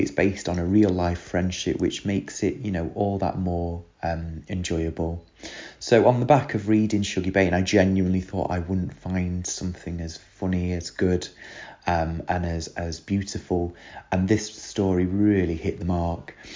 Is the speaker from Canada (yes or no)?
no; near Manchester, North West England, United Kingdom; moved away; Manchester, which is near my hometown